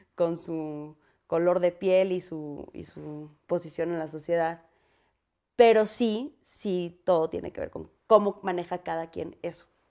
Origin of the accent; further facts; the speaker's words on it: Mexico; also born or lived in United States; como mexicanos